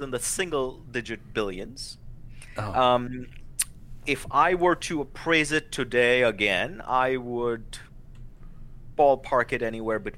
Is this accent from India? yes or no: yes; India; now in United States; being a 17 year old boy, growing up in India, I would look at the stars and you know dream about uh, coming to America